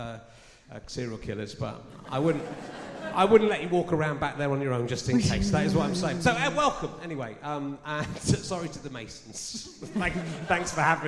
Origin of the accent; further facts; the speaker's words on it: Pocklington, Yorkshire and the Humber, United Kingdom; I'm from Pocklington.